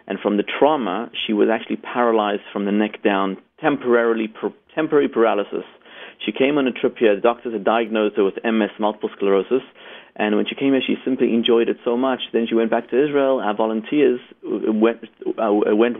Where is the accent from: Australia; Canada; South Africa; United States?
South Africa; moved away; also born or lived in Zimbabwe; Raised in South Africa.